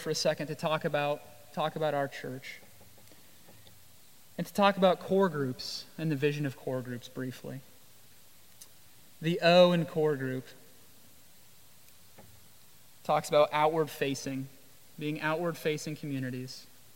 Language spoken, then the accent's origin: English; Iowa, United States; also born or lived in Jamaica; now in Washington, D.C., United States; I grew up in Iowa.